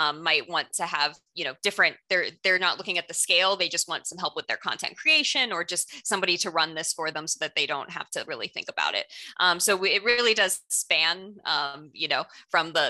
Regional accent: South Florida, United States; also born or lived in Orlando, Florida; I grew up in South Florida, moved here later

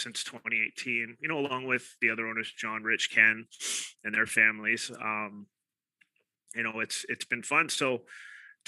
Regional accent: Victoria, British Columbia, Canada; I'm born and raised in Victoria

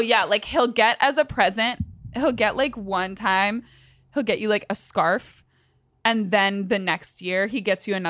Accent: Northern Virginia, United States; accent: Virginia voice; moved away; growing up in Northern Virginia

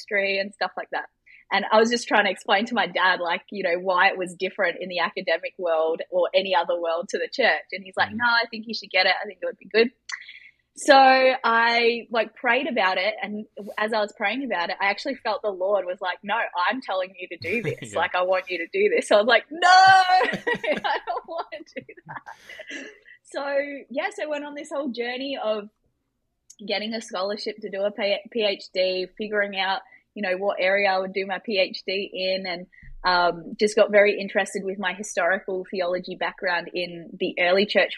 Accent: Australia; I grew up in Australia with a dad who is a professor of robotic engineering.

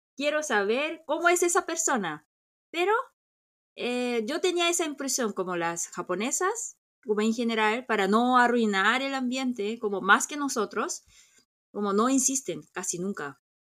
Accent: South Korea; yo crecí en San Mundón

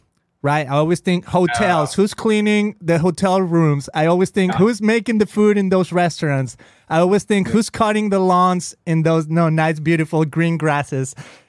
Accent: Mexico; now in United States; I'm an immigrant, right? I come from Mexico.

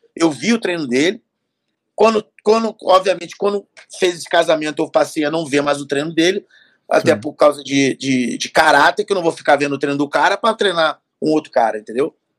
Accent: Rio de Janeiro, Brazil; Eu sou carioca, eu sou do Rio

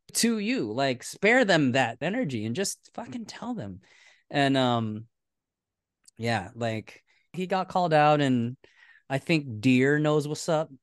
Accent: United States; we're American

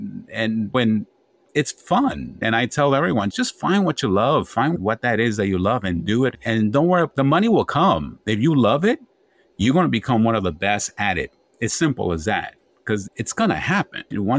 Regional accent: Bronx, New York, United States; also born or lived in Honduras; I came from Honduras, very young, third world country. Then came to New York and somehow survived the Bronx that was burning

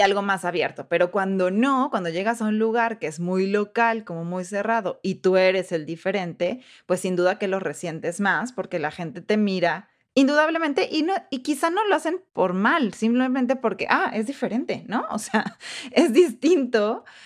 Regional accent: Mexico; moved away as an adult; now in United States; ¿de dónde eres? Y yo, ah, pues de México

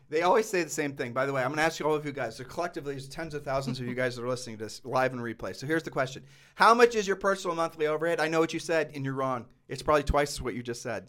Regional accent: Ohio, United States; moved away; we're from Ohio

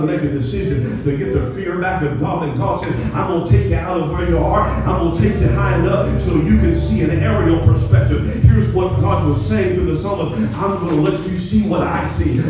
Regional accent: Appalachia, United States; We grew up in Appalachia singing songs

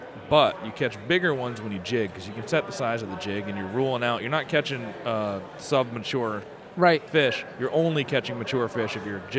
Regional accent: Rutland, Vermont, United States; I grew up in Rutland, Vermont.

